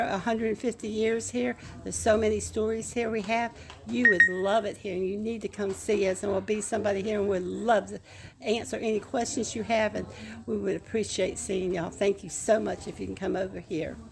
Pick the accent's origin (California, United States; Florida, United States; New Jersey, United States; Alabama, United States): Florida, United States; Dade City; I was born here in Dade City.